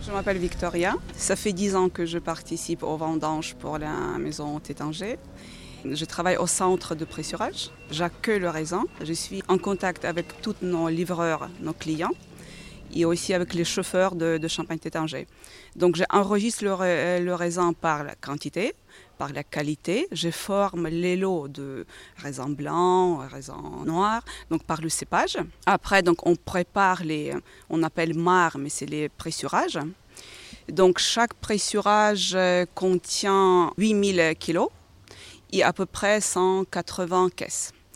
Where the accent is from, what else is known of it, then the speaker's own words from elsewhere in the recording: Ukraine; now in France; je suis d'origine d'Ukraine, je viens de pays agricoles